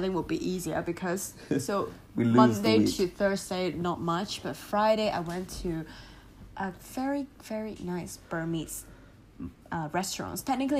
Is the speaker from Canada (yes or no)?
no; Hong Kong; I'm from Hong Kong, I love rice.